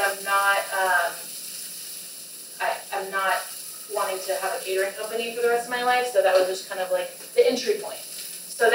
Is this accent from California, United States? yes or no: no; Texas, United States; moved away as an adult; also born or lived in Austin, Texas; now in New York City, United States; I'm from Texas, proud of being from Texas